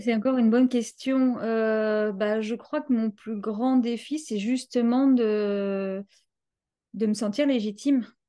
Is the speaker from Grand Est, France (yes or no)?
no; Paris, Île-de-France, France; je viens de Paris. Euh, je suis euh, française, donc de Paris.